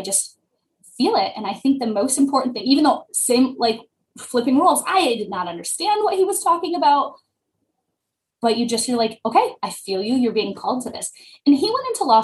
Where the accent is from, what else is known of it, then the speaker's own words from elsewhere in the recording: Detroit, Michigan, United States; we're both from Michigan. I'm from the Detroit area